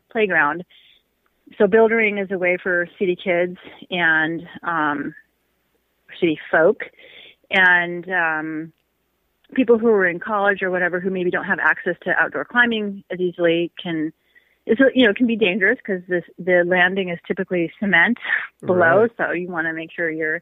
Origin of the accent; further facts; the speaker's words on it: Seattle, Washington, United States; I grew up in Seattle for the most part